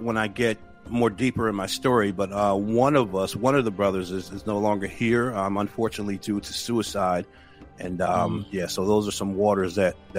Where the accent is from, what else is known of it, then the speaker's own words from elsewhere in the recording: Paterson, New Jersey, United States; moved away as an adult; now in upstate New York, United States; Originally from Paterson, New Jersey